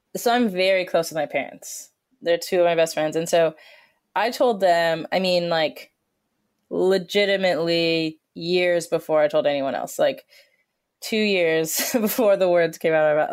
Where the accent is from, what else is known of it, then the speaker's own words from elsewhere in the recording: Colorado, United States; I grew up in Colorado